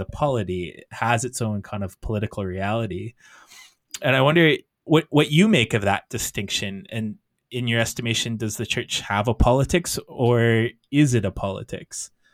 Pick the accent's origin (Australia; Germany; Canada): Canada; I as a Canadian